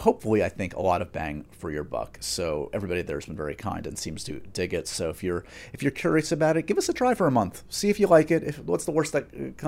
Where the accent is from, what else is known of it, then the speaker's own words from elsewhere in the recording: New York, United States; As a New Yorker